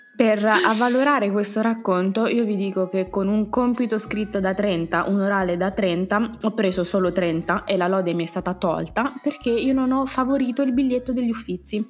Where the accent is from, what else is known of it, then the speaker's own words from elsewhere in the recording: Abruzzo, Italy; da abruzzese raddoppiamo tutto, abbondiamo